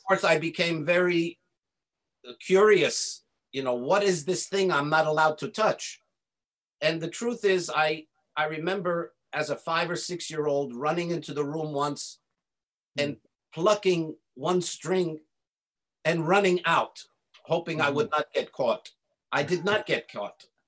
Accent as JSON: {"language": "English", "country": "United States", "tie": "born or raised there", "said": "I was born and raised in in America"}